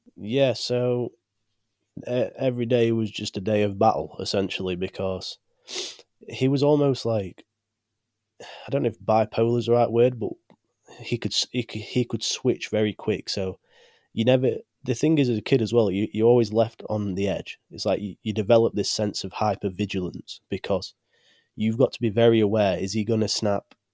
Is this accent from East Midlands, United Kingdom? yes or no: yes; Chesterfield, East Midlands, United Kingdom; I'm from the UK, from a small place called Chesterfield.